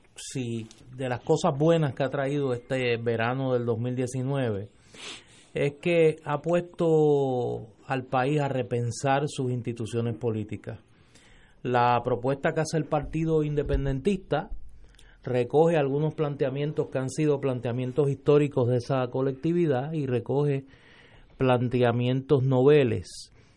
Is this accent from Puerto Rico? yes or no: yes; Caguas, Puerto Rico; en Caguas, en mi pueblo